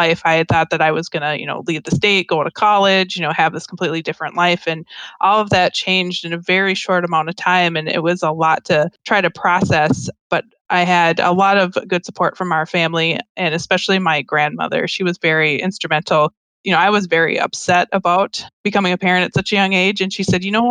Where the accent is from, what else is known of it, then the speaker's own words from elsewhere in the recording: Minnesota, United States; I grew up in Minnesota. I've been here my whole life